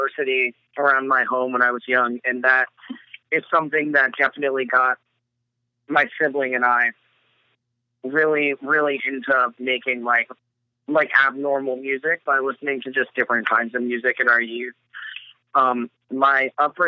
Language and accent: English; Ocean Township, New Jersey, United States; born or raised there; also born or lived in Long Branch, New Jersey